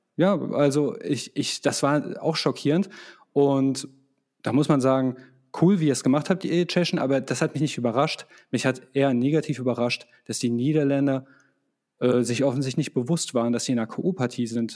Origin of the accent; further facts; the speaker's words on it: Croatia; als Kroate